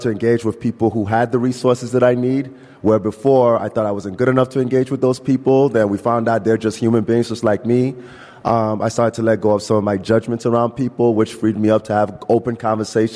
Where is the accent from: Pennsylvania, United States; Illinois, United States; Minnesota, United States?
Illinois, United States; Chicago; I grew up in Chicago. I grew up on the north side